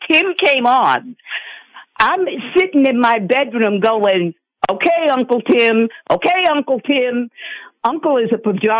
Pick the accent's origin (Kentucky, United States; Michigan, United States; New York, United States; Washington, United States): New York, United States; now in Arizona, United States; But I'm originally from New York. I'm originally from the same place that Mr. Trump is from.